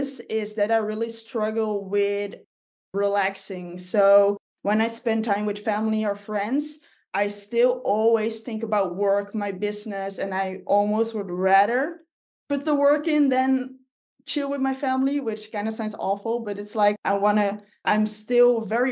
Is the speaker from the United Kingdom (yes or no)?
no; Netherlands; I live in Holland, which is a very small country.